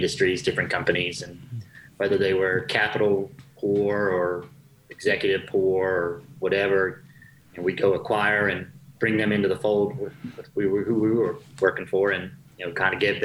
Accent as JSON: {"language": "English", "region": "North Carolina", "country": "United States", "tie": "born or raised there", "said": "Born and raised in North Carolina"}